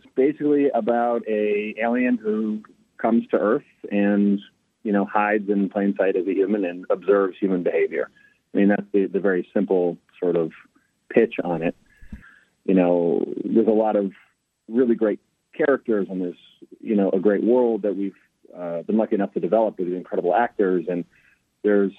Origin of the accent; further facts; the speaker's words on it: New Hampshire, United States; moved away; I'm from New Hampshire